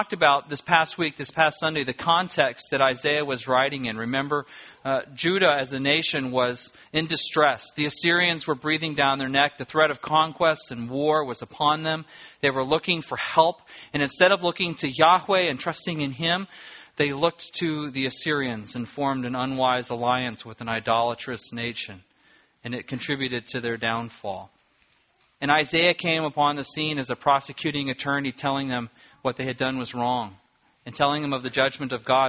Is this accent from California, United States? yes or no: yes; Apple Valley, California, United States; as a kid growing up in Apple Valley, California